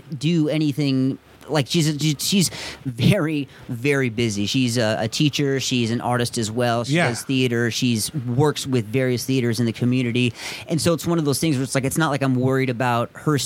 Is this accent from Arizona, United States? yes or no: yes; Tucson, Arizona, United States; growing up in Tucson on the West Side